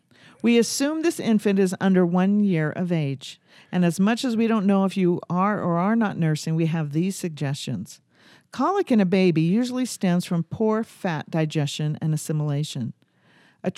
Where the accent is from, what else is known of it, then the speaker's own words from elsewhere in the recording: St. George, Utah, United States; See, I'm from St. George, so I say... I don't say healer.